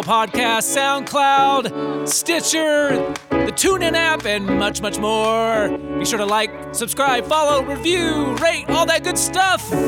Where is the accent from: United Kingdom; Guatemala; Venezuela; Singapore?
Guatemala; Hey, guys … from Guatemala.